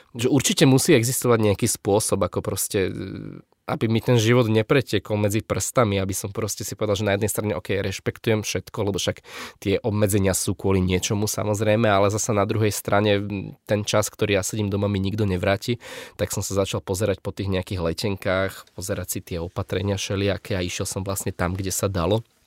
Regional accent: Bratislava, Bratislava Region, Slovakia; som z Bratislavy

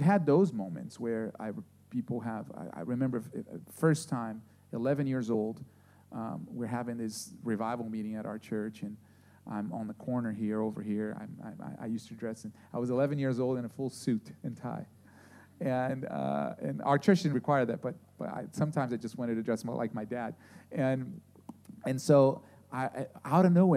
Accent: Brazil; moved away; I grew up in Brazil, and I went to this Adventist school

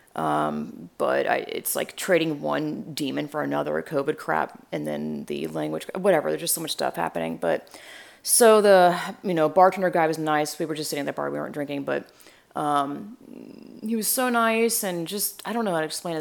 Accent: north of Atlanta, Georgia, United States; moved away as an adult; now in Texas, United States; I grew up in, like, twenty-five minutes north of Atlanta

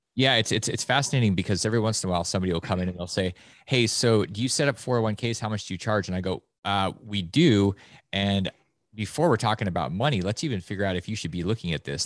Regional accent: Alaska, United States; moved away; Growing up in Alaska

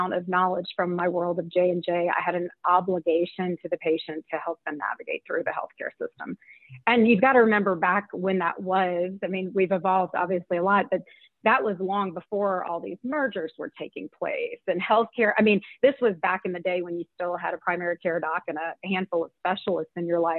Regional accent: Louisiana, United States; I grew up in Louisiana and it was a very political and politically oriented state

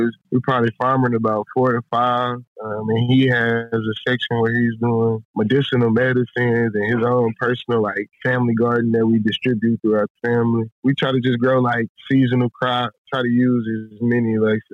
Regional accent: Houston, Texas, United States; I grew up in Houston

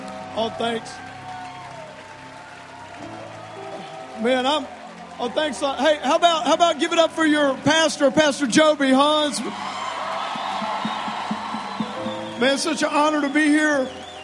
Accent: South Louisiana, United States; moved away; I grew up in South Louisiana. Don't hold that against me. I am a Cajun.

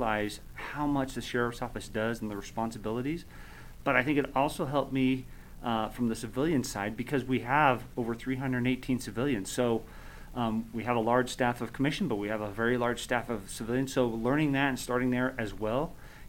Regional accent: Sparks, Nevada, United States; I'm born and raised in Sparks. So I've been here all my life

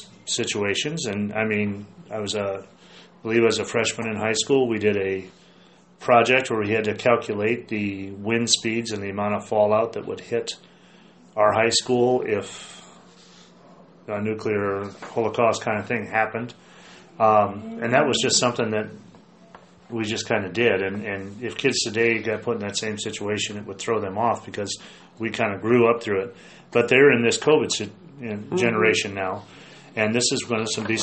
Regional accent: United States; I love being an American. I love this country.

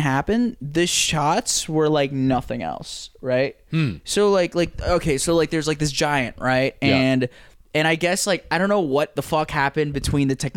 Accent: New York, United States; I live in New York. You know, and I'm from New York

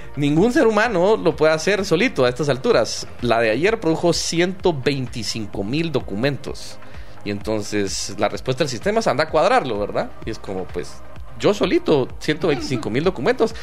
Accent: Guatemala; me he sentido parte del, Estado de Guatemala

